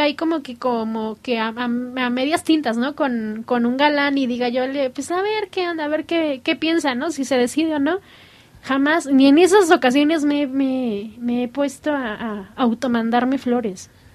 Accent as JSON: {"language": "Spanish", "country": "United States", "said": "yo soy americana"}